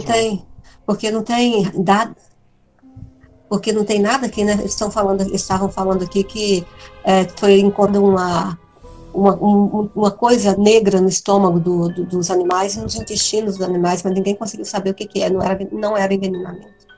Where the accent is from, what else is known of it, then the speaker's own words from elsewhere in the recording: Brazil; eu sou brasileira